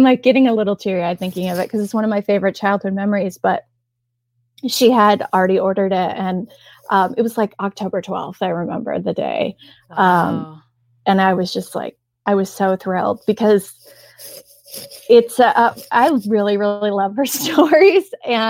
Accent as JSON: {"language": "English", "region": "Indiana", "country": "United States", "tie": "born or raised there", "said": "Well, like where I grew up in Northern Indiana, like even still there's like buggy spots in the parking lot of the grocery store."}